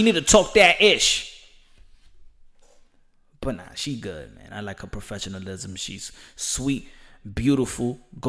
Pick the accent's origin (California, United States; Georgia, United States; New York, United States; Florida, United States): New York, United States; Bushwick; Yeah, I am from Bushwick.